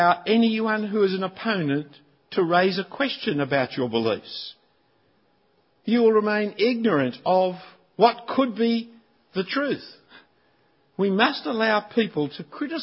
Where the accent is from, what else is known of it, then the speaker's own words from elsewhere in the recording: Sydney, New South Wales, Australia; I'm not an Australian, I'm a Sydney-sider